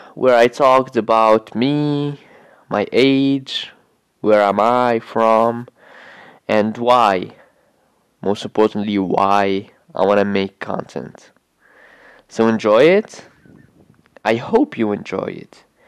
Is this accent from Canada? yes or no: no; Tunisia; I'm from Tunisia, yeah, I'm 18 years old